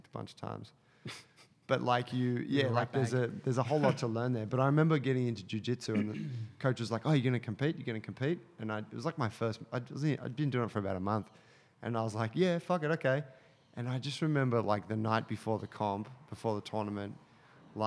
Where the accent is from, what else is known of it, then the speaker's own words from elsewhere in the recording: Sydney, New South Wales, Australia; a middle class kid growing up in Sydney